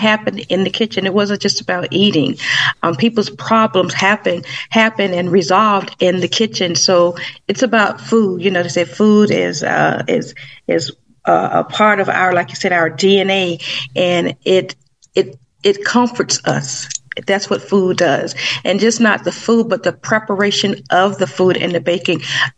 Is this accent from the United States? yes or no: yes; Savannah, Georgia, United States; I started baking when I was about 8 years old in Savannah, Georgia, because that's my hometown